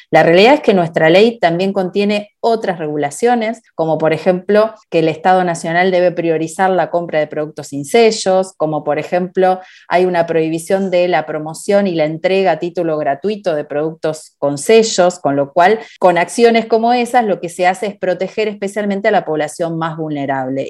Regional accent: Argentina; en mi país, Argentina

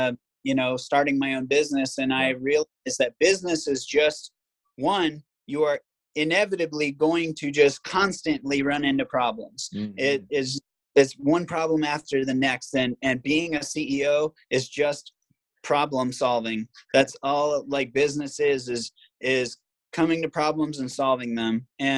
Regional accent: Virginia Beach, Virginia, United States; also born or lived in Maryland / Ohio; I'm from Virginia Beach originally, but okay. I live in Virginia Beach, Maryland, Ohio. I moved around a lot as a kid.

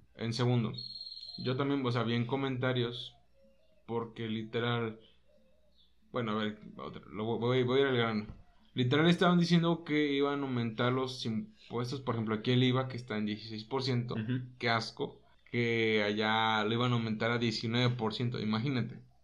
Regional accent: Mexico; aquí nosotros somos mexicanos

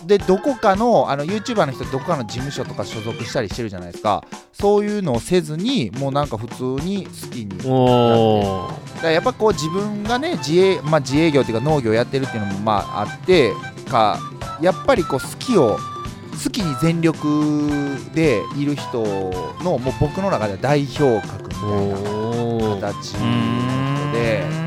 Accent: Yokkaichi, Mie, Japan; 生まれも育ちも、まあ、あの四日市は上海町で

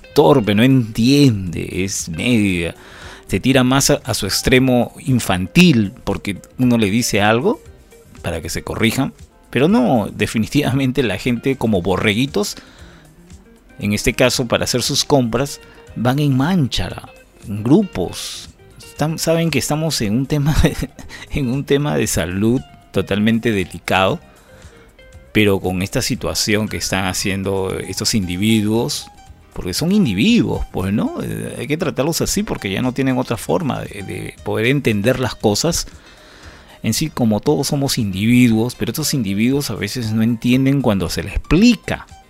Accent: Peru; para mí como ciudadano peruano

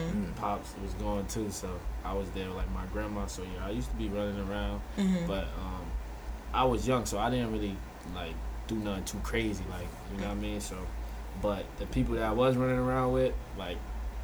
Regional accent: Florida, United States; born there; English is a second language; also born or lived in Haiti; So I was born in Florida.

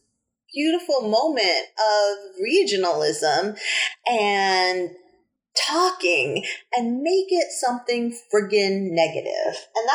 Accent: New Hampshire, United States; accent: New Hampshire; In my New Hampshire accent.

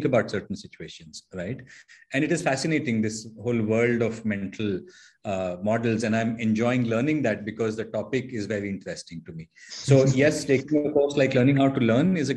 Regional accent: Dehradun, Uttarakhand, India; moved away as an adult; also born or lived in Mussoorie / Pune; I grew up in Dehradun, northern part of India.

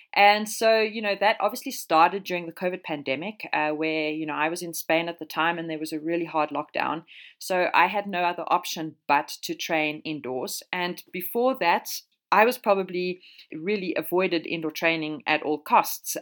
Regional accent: South Africa; moved away as an adult; now in Europe; I am South African

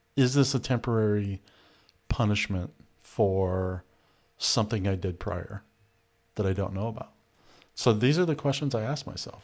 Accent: United States; I grew up in America.

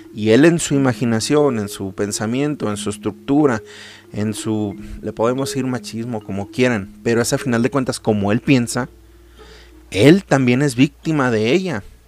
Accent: Mexico; yo soy mexicano, amo mi país

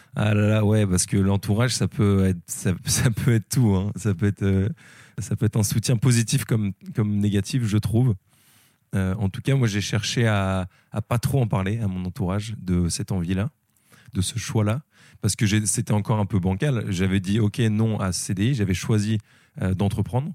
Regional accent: Lille, Hauts-de-France, France; moved away; je suis originaire de Lille, mais j'ai bougé un peu

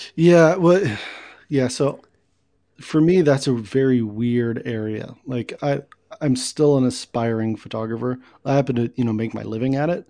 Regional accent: Kansas City, United States; born in Kansas City and it's just in my blood

